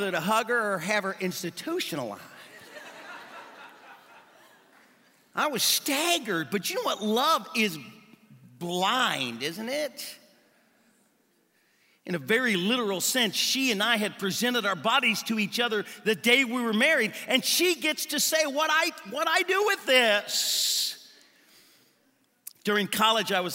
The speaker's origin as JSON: {"language": "English", "country": "United States", "tie": "born or raised there", "moved": "yes", "said": "I grew up swimming in the Ohio River"}